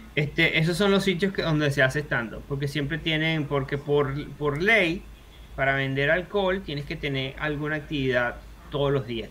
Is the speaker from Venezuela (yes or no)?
yes; Venezuela; moved away as an adult; now in Australia; corregía a la gente que cree que soy de Argentina, decir que es Venezuela